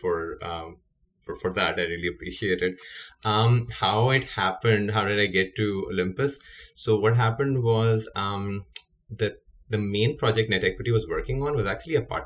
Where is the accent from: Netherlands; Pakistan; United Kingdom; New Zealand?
Pakistan; moved away; I'm Pakistani, born and raised there